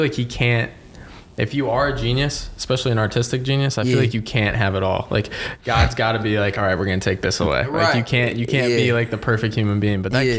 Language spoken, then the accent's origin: English; Cleveland, Ohio, United States; I don't know if it's growing up in Cleveland